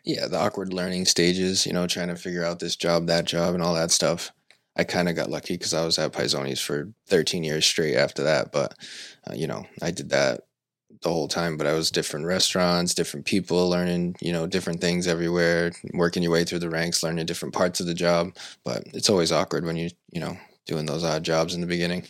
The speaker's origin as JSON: {"language": "English", "town": "Seekonk", "region": "Massachusetts", "country": "United States", "tie": "born or raised there", "also_born_or_lived": "Pawtucket", "lives_now": "Swansea, United States", "said": "I grew up in Seekonk pretty much my whole life."}